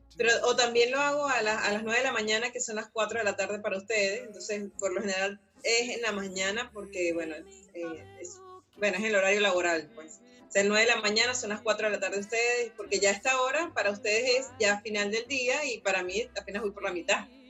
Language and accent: Spanish; Venezuela; moved away; soy emigrante de Venezuela